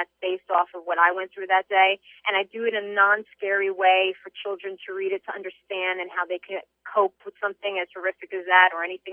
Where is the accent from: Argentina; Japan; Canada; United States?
United States; Secaucus, New Jersey; my hometown of Secaucus, New Jersey